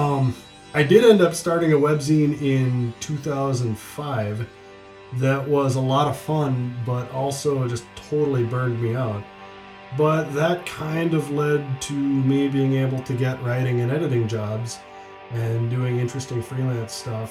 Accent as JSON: {"language": "English", "town": "Blair", "region": "Nebraska", "country": "United States", "tie": "born or raised there", "also_born_or_lived": "Twin Cities, Minnesota", "moved": "as an adult", "said": "Blair, Nebraska, which was the backwater where I grew up."}